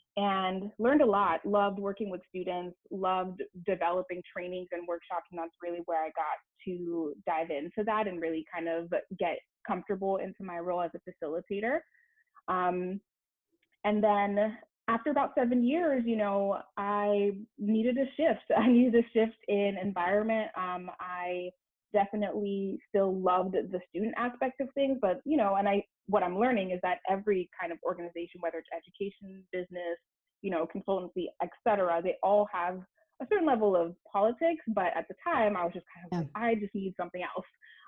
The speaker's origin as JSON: {"language": "English", "town": "Miami", "region": "Florida", "country": "United States", "tie": "born or raised there", "also_born_or_lived": "Montreal, Canada", "said": "I was born in Montreal, raised to Haitian parents. I moved to Miami when I was fairly young and moved back and forth for a while."}